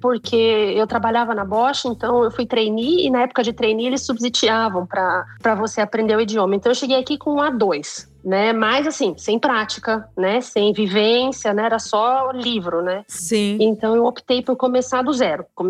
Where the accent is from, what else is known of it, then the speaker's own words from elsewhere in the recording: Campo Grande, Mato Grosso do Sul, Brazil; moved away as an adult; also born or lived in Campinas; now in Germany; eu sou de Campo Grande, Mato Grosso do Sul. Então eu já morava longe há muito tempo